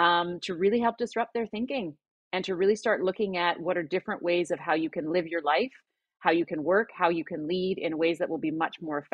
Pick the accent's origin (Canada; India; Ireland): Canada; Alberta; now in North Vancouver, Canada; Well, I'm based in North Vancouver, Canada. I didn't grow up here. I grew up in Alberta in Canada, but I've lived a few places.